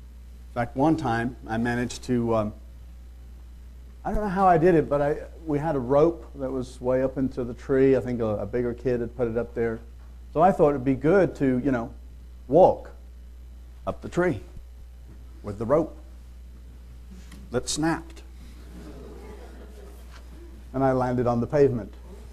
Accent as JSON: {"language": "English", "town": "Liverpool", "region": "North West England", "country": "United Kingdom", "tie": "born there", "said": "But I was born in Liverpool, but that's really not my home. I don't remember that, obviously."}